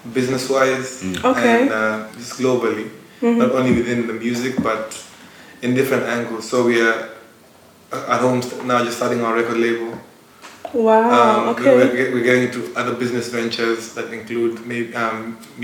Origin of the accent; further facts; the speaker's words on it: Kenya; We're from Kenya